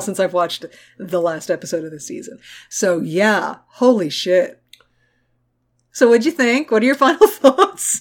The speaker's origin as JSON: {"language": "English", "country": "United States"}